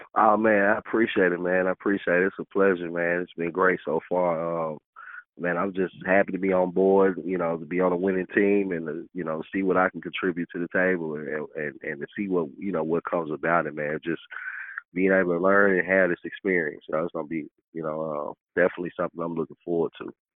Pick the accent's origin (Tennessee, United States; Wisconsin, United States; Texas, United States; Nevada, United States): Tennessee, United States; Memphis; I grew up by growing up in Memphis. I'm from you know I'm from all over Memphis